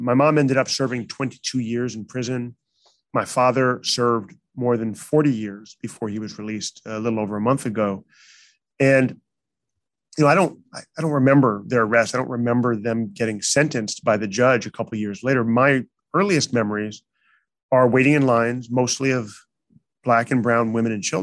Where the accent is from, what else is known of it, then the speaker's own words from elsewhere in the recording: Chicago, Illinois, United States; also born or lived in New York; now in San Francisco, United States; I did grew up mostly in Chicago